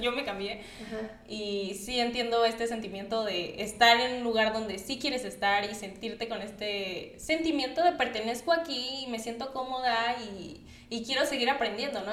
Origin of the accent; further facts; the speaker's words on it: Acapulco, Guerrero, Mexico; now in Mexico City, Mexico; soy de Acapulco. Entonces, por eso luego si escuchan como un un, tono de voz, un acento un poco raro, es porque soy de Acapulco.